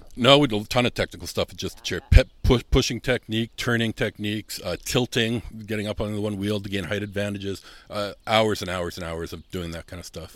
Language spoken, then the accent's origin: English; Southern Manitoba, Canada; moved away as an adult; also born or lived in Germany; now in Winnipeg, Canada; I'm from Southern Manitoba